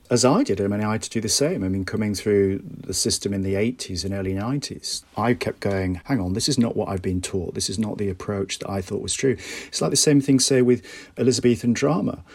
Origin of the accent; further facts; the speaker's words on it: Bradford, Yorkshire and the Humber, United Kingdom; I grew up in Bradford in the 1980s